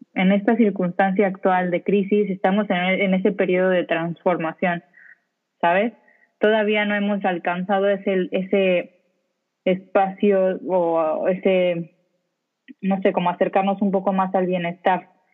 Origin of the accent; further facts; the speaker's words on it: Mexico; moved away as an adult; now in Spain; tengo más o menos cuatro años viviendo acá en España. Yo me fui de México con un objetivo profesional de trabajo directamente